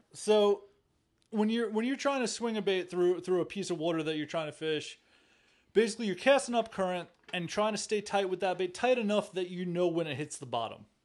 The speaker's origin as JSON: {"language": "English", "area": "Long Island", "region": "New York", "country": "United States", "tie": "born or raised there", "moved": "yes", "said": "I'm from Long Island, New York, the east end of Long Island. Uh, I grew up in Santa Marich's"}